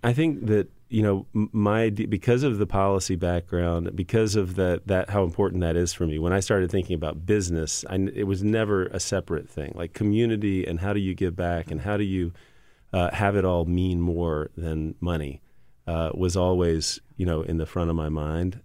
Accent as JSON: {"language": "English", "region": "Louisiana", "country": "United States", "tie": "born or raised there", "said": "Growing up in Louisiana and, you know, an Italian grandma in Louisiana"}